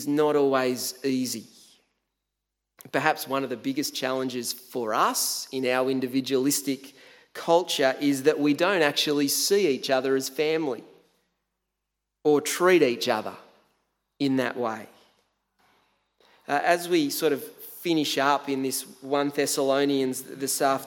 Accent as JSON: {"language": "English", "town": "Tathra", "region": "New South Wales", "country": "Australia", "tie": "born or raised there", "also_born_or_lived": "Canberra", "moved": "as an adult", "said": "when I first moved out of home from the beautiful Tathra on the far south coast of New South Wales"}